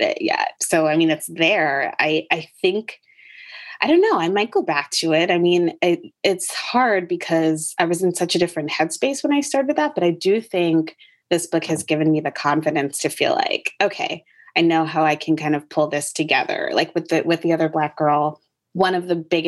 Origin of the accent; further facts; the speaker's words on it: Connecticut, United States; moved away as an adult; also born or lived in Chapel Hill, North Carolina; now in Brooklyn, United States; I grew up in Connecticut, very in a particularly white neighborhood